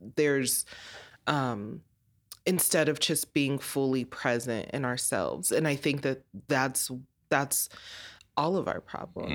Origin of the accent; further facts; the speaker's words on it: Colorado, United States; born and raised in Colorado